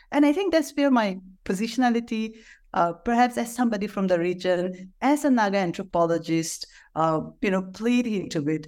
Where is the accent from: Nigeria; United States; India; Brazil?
India; Nagaland; I, I, I am from Nagaland